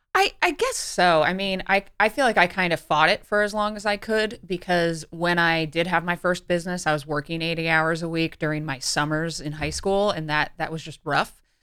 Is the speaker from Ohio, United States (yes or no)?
yes; Cleveland, Ohio, United States; I grew up in Cleveland, Ohio